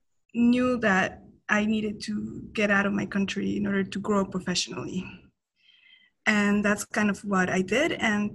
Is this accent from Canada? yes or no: no; Bolivia; English is a second language; moved away as an adult; also born or lived in United States; now in New York City, United States; I'm originally from Bolivia.